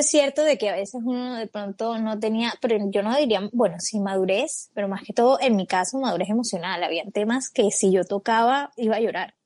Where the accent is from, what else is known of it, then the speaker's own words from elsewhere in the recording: Colombia; tengo 27 años, soy colombiana